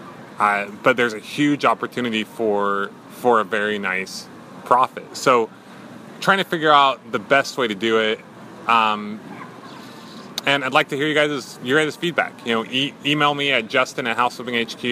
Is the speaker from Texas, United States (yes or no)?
no; Burley, Idaho, United States; I was born in Burley, Idaho, not too far from this riverfront property.